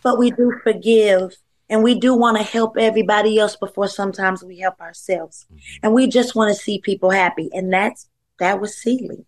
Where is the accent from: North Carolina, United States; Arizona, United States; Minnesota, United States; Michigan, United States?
North Carolina, United States; I'm from North Carolina